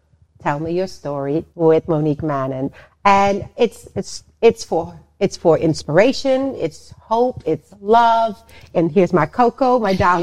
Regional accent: Netherlands; also born or lived in Suriname / New York; now in Los Angeles, United States; I was born in Suriname, South America, and raised in the Netherlands, and then moved by myself to New York, and then

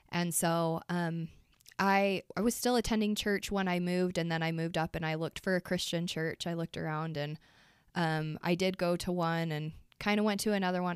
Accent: Price, Utah, United States; I grew up in Price, Utah

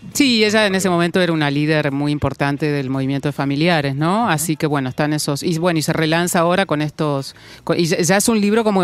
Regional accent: Junín, Buenos Aires Province, Argentina; moved away; mi familia y de mi infancia en Junín

